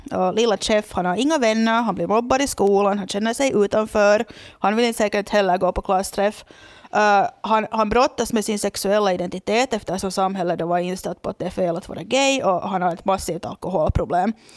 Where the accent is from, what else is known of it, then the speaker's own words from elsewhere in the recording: Loviisa, Uusimaa, Finland; moved away as an adult; now in Porvoo, Finland; det är då min hemby